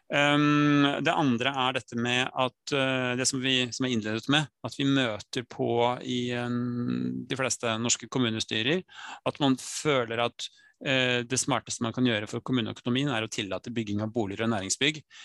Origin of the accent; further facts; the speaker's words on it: Skien, Telemark, Norway; moved away; also born or lived in Nesodden; født og oppvokst i Skien